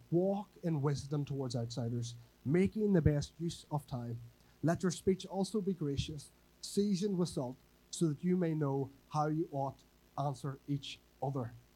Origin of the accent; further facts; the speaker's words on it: Northern Ireland, United Kingdom; moved away as an adult; now in Whangarei, New Zealand; I'm from Northern Ireland a wee bit further away